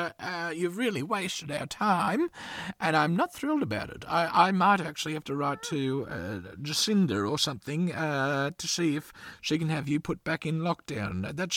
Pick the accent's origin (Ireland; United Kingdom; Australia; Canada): Australia; Gympie, Queensland; I grew up in Gympie, which is up in Queensland